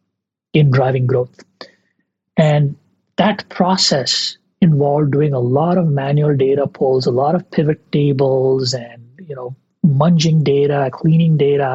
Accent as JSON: {"language": "English", "country": "India", "tie": "born or raised there", "moved": "as an adult", "said": "I grew up in India in the 90s, 80s and 90s"}